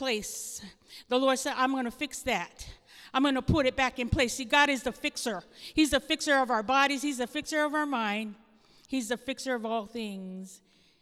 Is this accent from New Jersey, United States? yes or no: no; Hawaii, United States; moved away; I come from Hawaii.